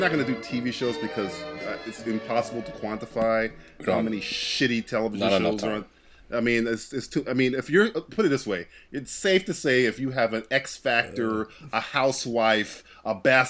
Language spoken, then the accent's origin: English; United Kingdom; I'm British, so I can mean anything at the.